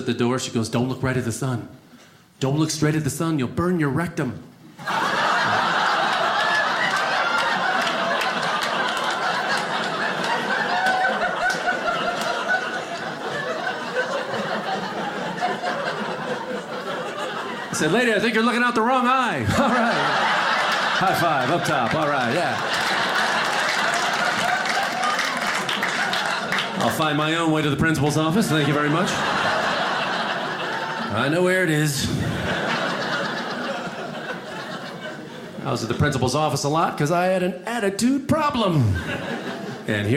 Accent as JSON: {"language": "English", "town": "Chicago", "region": "Illinois", "country": "United States", "also_born_or_lived": "California", "moved": "yes", "lives_now": "Los Angeles, United States", "said": "I'm originally from the Midwest, Chicago."}